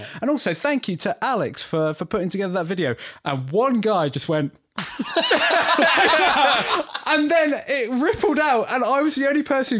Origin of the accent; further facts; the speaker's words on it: Devon, South West England, United Kingdom; I'm from Devon